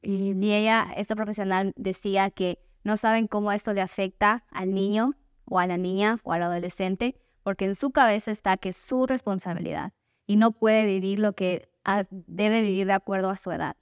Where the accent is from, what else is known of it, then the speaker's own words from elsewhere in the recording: Ecuador; moved away; soy de Ecuador, pero me mudé a otro país